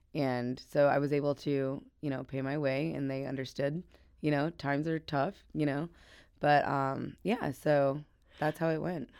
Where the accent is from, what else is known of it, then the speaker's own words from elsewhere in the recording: Midwest, United States; I'm super Midwestern. I'm super American.